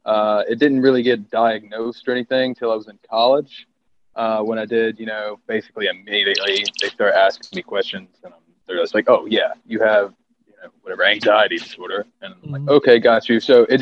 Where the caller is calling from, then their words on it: West End, North Carolina, United States; I am in North Carolina, specifically West End, North Carolina, where there is absolutely nothing going on.